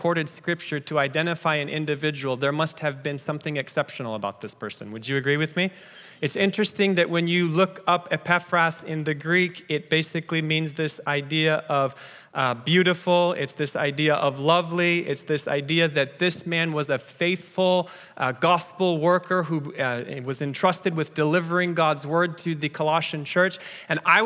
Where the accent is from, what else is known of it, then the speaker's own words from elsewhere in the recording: Kenya; moved away; I was born in Kenya, which makes me a bit of an African-American